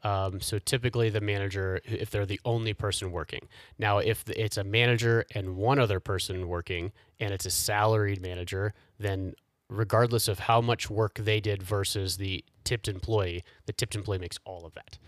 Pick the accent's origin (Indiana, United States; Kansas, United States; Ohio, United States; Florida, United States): Indiana, United States; Indianapolis; moved away as an adult; now in Colorado, United States; I grew up in Indianapolis